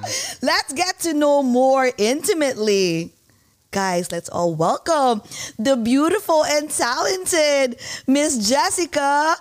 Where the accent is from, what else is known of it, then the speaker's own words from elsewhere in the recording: New Jersey, United States; also born or lived in New York; We're from Jersey and New York.